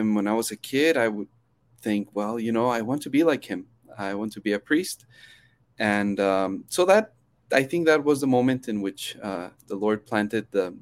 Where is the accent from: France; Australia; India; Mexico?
Mexico; Chihuahua; also born or lived in United States; now in El Paso, United States; So actually, I grew up in Mexico. I was born in the States, but then grew up in Chihuahua City